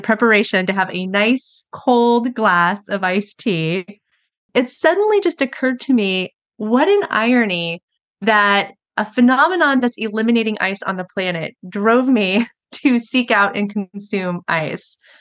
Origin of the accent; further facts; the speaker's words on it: Kansas, United States; moved away; I was visiting family back in my home state of Kansas.